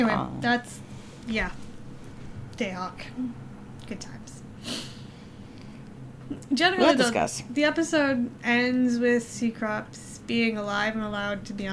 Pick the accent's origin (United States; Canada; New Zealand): Canada; We are Canadian